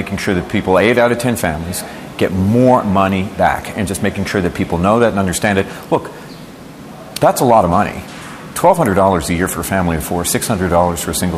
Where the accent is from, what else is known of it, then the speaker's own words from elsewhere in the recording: Newfoundland and Labrador, Canada; as a Newfoundlander, but it's bred in me